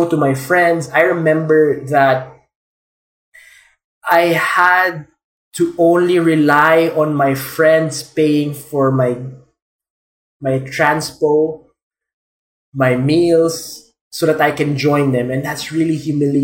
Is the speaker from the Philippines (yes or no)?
yes; Philippines; I'm a Filipino